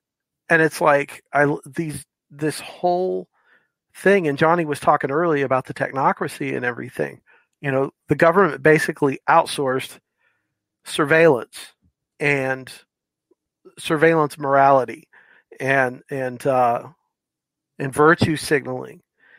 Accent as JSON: {"language": "English", "region": "Florida", "country": "United States", "lives_now": "Tennessee, United States", "said": "Well, I live in Tennessee, and I can tell you, I'm from Florida. And I did 12 years in the military and ended up in Tennessee."}